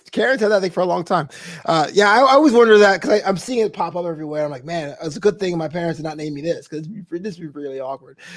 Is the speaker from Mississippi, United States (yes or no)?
no; New York, United States; I'm from New York. I'm from New York.